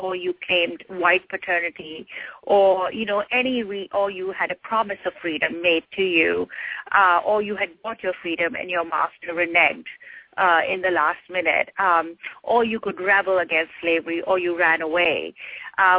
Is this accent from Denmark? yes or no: no; India; now in United States; growing up in India, we heard a lot about the civil rights movement